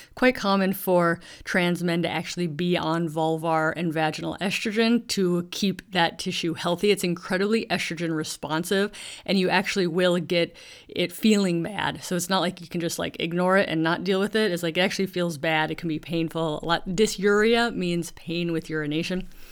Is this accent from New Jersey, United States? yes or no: no; Duluth, Minnesota, United States; also born or lived in Pacific Northwest of Washington; now in Washington, United States; I grew up in Duluth, Minnesota